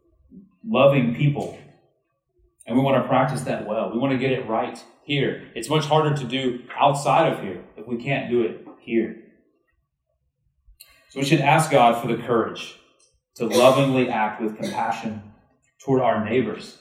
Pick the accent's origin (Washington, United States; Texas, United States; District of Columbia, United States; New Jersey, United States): Texas, United States; I'm from Texas.